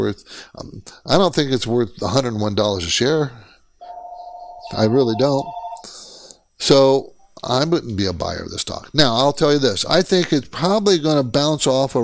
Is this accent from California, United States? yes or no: yes; San Diego, California, United States; also born or lived in Washington; I grew up in San Diego.